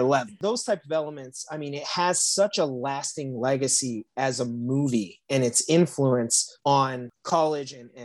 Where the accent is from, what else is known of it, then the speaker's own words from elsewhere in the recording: South Bend, Indiana, United States; I'm from South Bend, Indiana